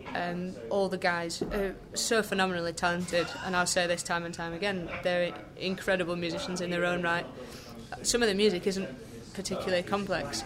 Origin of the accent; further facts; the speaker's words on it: Lancashire, North West England, United Kingdom; now in Yorkshire, United Kingdom; I am super northern. Uh, I'm from Lancashire. I live in Yorkshire.